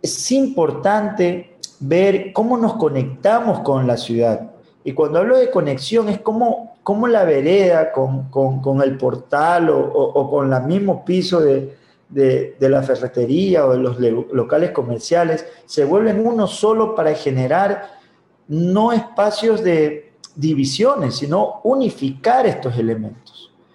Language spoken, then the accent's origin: Spanish; Babahoyo, Los Ríos, Ecuador; yo soy de Babahoyo